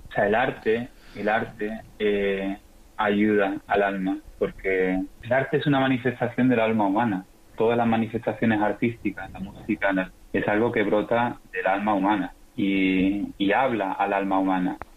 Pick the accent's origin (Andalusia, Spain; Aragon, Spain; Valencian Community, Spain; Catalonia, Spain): Andalusia, Spain; Seville; also born or lived in Rota / Chile; soy sevillano, aunque nací en Rota, pero fue, fue de casualidad. Estuve, nací un mes solo.